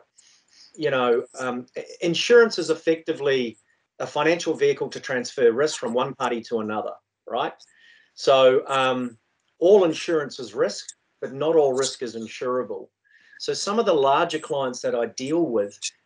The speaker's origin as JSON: {"language": "English", "country": "New Zealand", "also_born_or_lived": "London", "moved": "as an adult", "lives_now": "Australia", "said": "originally I was from New Zealand"}